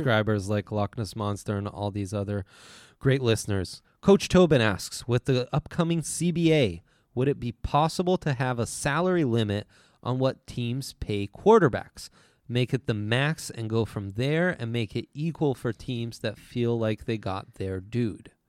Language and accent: English; Italy; I grew up in Italy